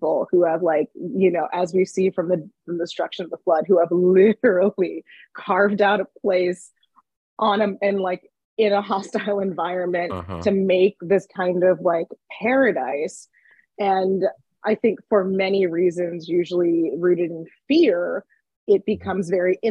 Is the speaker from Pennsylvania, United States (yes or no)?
yes; Johnstown, Pennsylvania, United States; moved away as an adult; I grew up in Johnstown, Pennsylvania